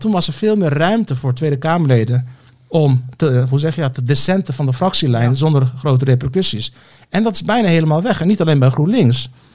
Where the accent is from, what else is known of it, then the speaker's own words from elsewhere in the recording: Turkey; now in Netherlands; Ik ben geboren in Turkije.